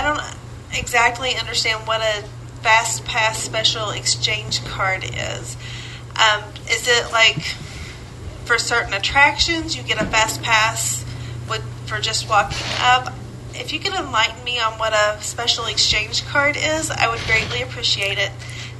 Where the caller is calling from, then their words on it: Racine, Wisconsin, United States; Hi, podcast team. … from Racine, Wisconsin.